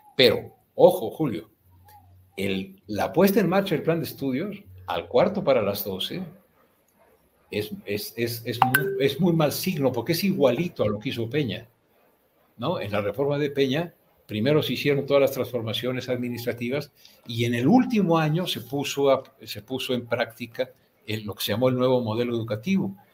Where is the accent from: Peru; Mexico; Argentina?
Mexico; como buenos mexicanos